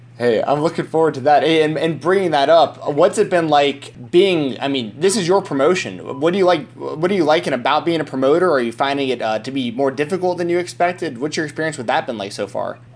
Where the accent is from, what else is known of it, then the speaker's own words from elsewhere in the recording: Marietta, Georgia, United States; now in Nashville, United States; I grew up in that area, for anyone who's asked. That's where I'm from.